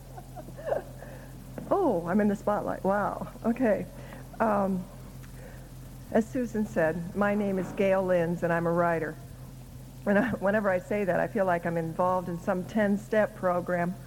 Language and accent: English; Council Bluffs, Iowa, United States; When I was growing up in Iowa, the only people I knew who wrote books were dead. so I figured people who wrote books were gods and goddesses. I didn't think a kid from Council Bluffs, Iowa could grow up to write books.